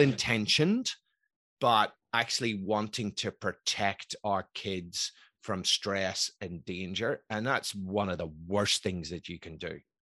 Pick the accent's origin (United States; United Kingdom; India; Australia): United Kingdom; Belfast, Northern Ireland; moved away; also born or lived in Scotland; I was brought up in Belfast in the nineteen seventies